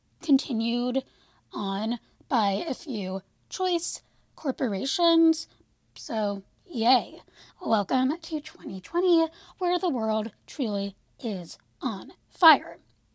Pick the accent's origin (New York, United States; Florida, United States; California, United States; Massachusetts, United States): California, United States; moved away; I grew up in California. Most of my family still lives there.